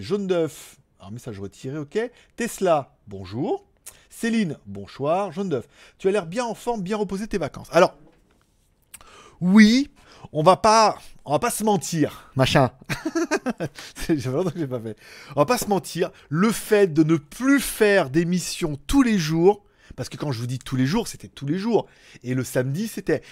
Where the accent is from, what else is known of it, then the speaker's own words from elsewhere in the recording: France; chez nous en France